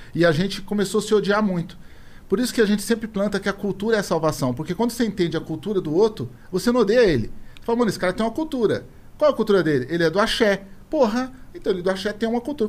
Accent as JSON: {"language": "Portuguese", "area": "Jardim Comercial", "region": "São Paulo", "country": "Brazil", "tie": "born or raised there", "also_born_or_lived": "Valo Velho", "said": "nasci no Valo Velho. Depois de três anos de idade, meu pai comprou um terreno dentro da favela do Jardim Comercial"}